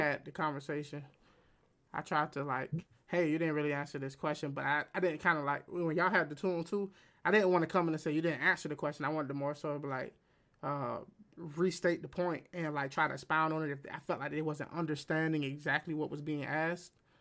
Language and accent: English; United States; I'm American